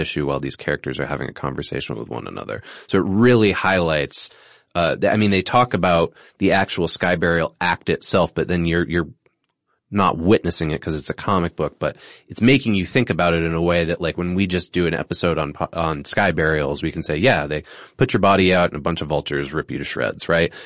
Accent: New England, United States; my experience growing up in New England

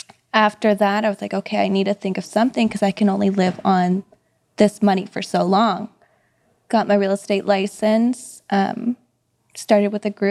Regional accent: Philippines; I'm Filipino, you know what it is.

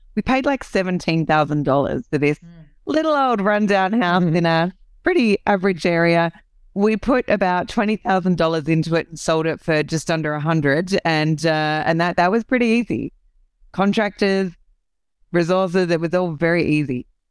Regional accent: Australia; accent: Aussie; I'm an Aussie, so this is the the Aussie accent

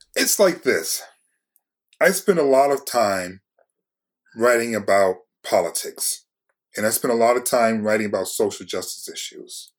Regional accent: Detroit, Michigan, United States; I'm from Detroit

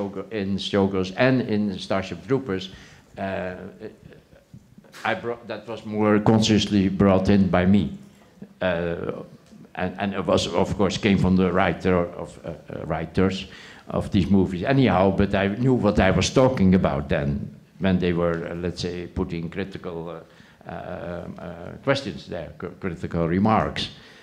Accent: Netherlands; English is a second language; moved away; I came from Holland, and they presented me the script, and I didn't even know exactly the politics.

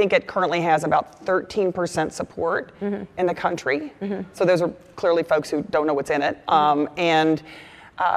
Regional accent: Texas, United States; moved away; My home state of Texas

